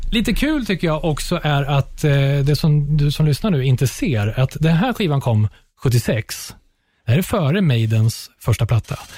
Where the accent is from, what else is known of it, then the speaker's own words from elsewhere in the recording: Upplands Väsby, Stockholm County, Sweden; Men vi är från Väsby